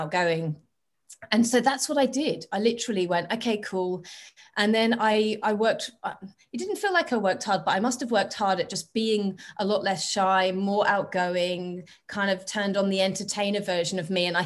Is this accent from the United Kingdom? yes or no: yes; England, United Kingdom; moved away as an adult; also born or lived in Australia; now in Barcelona, Spain; I was born in England a long time ago, 42 years ago, but I've lived most of my adult life